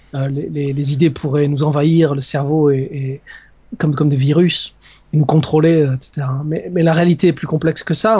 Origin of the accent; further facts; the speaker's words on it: Narbonne, Occitania, France; moved away as an adult; also born or lived in Strasbourg; je suis français, je viens, je viens du sud de la France, de, de Narbonne